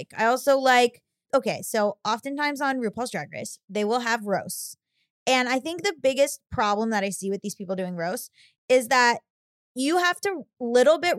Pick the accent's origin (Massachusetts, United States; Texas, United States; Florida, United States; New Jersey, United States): Florida, United States; I'm from Florida, which is trashy